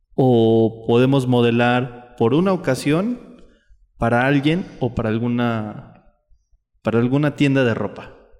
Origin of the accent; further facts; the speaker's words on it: State of Mexico, Mexico; yo soy del Estado de México.